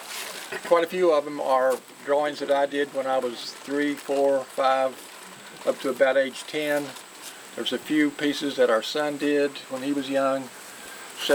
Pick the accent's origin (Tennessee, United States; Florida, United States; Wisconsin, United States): Tennessee, United States; East; moved away; I grew up in the mountain regions. I'm from East Tennessee, but I've lived here now for over 40 years.